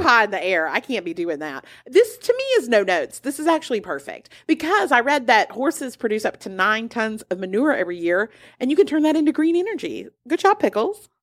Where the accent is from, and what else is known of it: United States